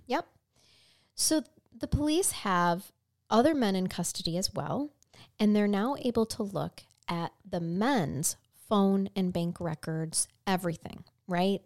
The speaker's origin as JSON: {"language": "English", "country": "United States", "said": "as an American."}